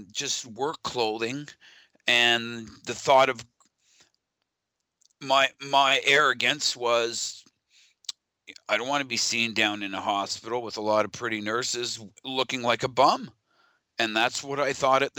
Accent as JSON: {"language": "English", "region": "Ontario", "country": "Canada", "tie": "born or raised there", "said": "from Ontario."}